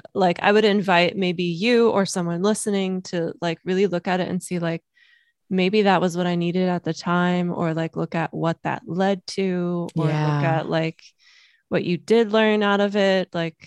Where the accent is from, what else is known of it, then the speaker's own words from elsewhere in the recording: Germany; born there; moved away; I waitressed through college because I was born in Germany. So my immigration status at the time, I couldn't apply for loans.